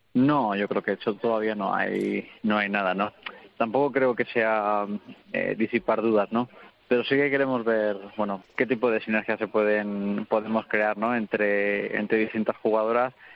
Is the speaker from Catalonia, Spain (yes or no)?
no; Petrer, Valencian Community, Spain; lo hice en mi, en mi pueblo, lo hice con mi gente, con mi familia, mi mujer, mis padres